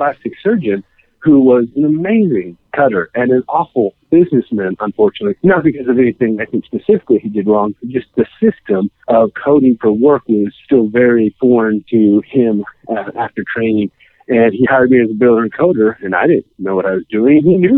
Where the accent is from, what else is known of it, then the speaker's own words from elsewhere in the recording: Kansas, United States; I'm born and raised in Kansas